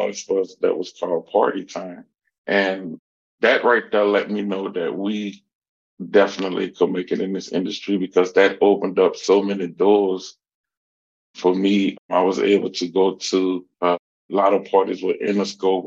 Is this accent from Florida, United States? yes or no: no; Louisiana, United States; also born or lived in New Orleans, Louisiana; I'm originally from Louisiana, born in New Orleans. I basically stayed all over, was raised out in Garraville, Louisiana